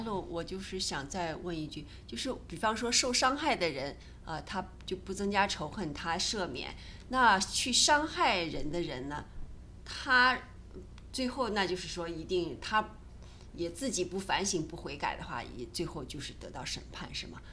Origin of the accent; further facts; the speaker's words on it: China; 我们中国人